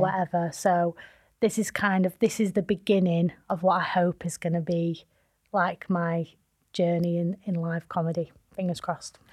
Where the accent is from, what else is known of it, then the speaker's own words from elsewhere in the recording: Manchester, North West England, United Kingdom; also born or lived in London; Manchester and where I'm from